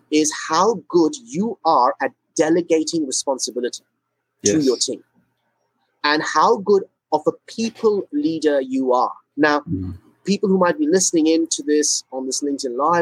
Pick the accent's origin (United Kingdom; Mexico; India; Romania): India; moved away as an adult; also born or lived in Singapore; I'm originally from India. I was born in India. Spent the first 17 years of my life in India.